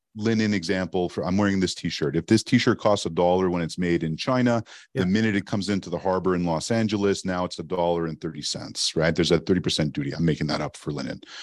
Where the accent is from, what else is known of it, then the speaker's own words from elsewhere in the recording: Montreal, Quebec, Canada; first language English; moved away as an adult; also born or lived in Toronto; I knew as a kid growing up in Montreal, Canada, that I wanted to work in radio